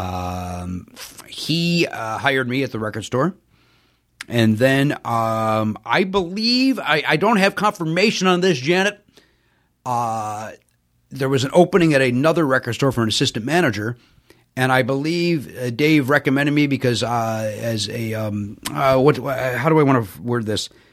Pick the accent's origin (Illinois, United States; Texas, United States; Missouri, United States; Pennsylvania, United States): Illinois, United States; Chicago; also born or lived in Hometown, Illinois; I grew up on the south side of Chicago, south side of Chicago, then we moved to the south suburbs